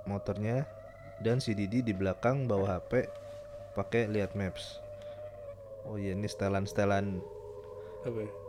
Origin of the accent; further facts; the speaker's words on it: East Java, Indonesia; Walaupun sebenarnya gue berasal dari Jawa Timur juga.